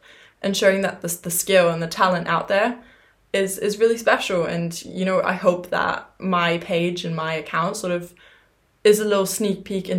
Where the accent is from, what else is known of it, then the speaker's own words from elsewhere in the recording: Germany; born there; also born or lived in England; I was born in Germany, but honestly speaking, I never really, you know, yes, when you're 3, 4, your goal is to hit the ball.